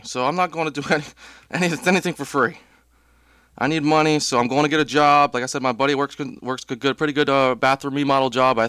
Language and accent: English; Tampa, Florida, United States; I was born and raised in Tampa